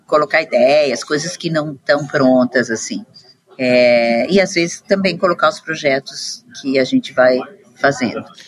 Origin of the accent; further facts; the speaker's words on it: Curitiba, Paraná, Brazil; moved away as an adult; also born or lived in São Paulo; now in London, United Kingdom; Eu nasci no Brasil, moro muito tempo em Londres já, mas nasci em Curitiba, depois morei em São Paulo um tempo e estou aqui em Londres faz mais de 20 anos agora